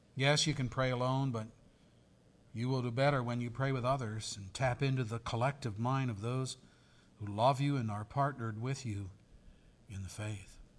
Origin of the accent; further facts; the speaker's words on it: Pennsylvania, United States; I'm from Pennsylvania